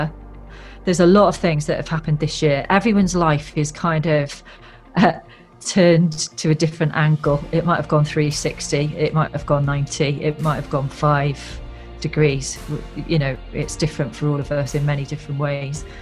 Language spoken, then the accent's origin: English; South Wales, United Kingdom; I come from South Wales.